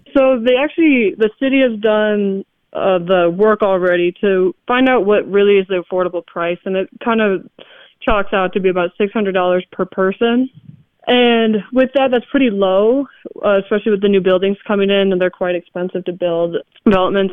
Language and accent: English; Milwaukee, Wisconsin, United States; also born or lived in Utah; now in Madison, United States; I grew up in Milwaukee, and my parents are originally from Utah, and we moved back here my freshman year of high school